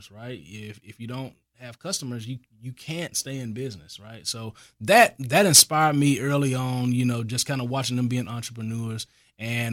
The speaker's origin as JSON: {"language": "English", "town": "Athens", "region": "Alabama", "country": "United States", "also_born_or_lived": "Washington, D.C.", "moved": "as an adult", "lives_now": "Texas, United States", "said": "I'm a country boy. I'm from Athens, Alabama, right outside of Huntsville"}